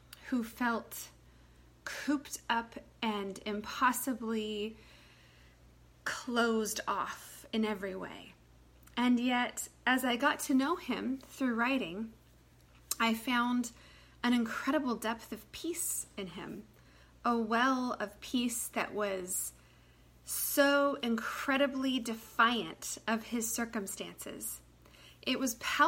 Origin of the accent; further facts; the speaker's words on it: United States; as an American person